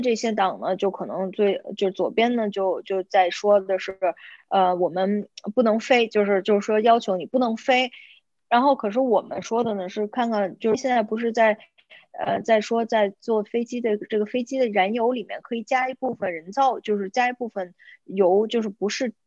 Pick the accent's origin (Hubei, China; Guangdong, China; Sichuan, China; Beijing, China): Beijing, China; moved away as an adult; also born or lived in Tilburg, Netherlands; now in The Hague, Netherlands; 我是北京人，然后我是两千零一年的时候来到荷兰，在迪尔堡大学上的本科和硕士工商管理